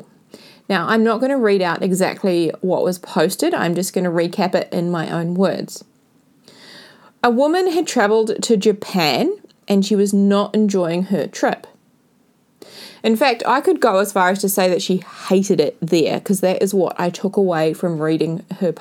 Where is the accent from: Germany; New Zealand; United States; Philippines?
New Zealand; I went back to New Zealand after my 5 to 6 month adventure around South and Central America and the Cook Islands. I've spent a lot of time with family and friends, and I found a new appreciation for my hometown